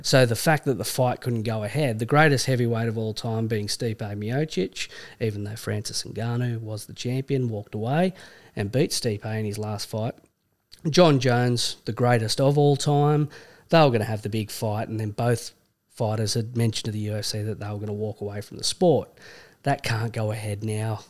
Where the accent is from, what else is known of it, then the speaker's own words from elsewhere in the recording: Australia; accent: Australian; also born or lived in Vancouver; as an Australian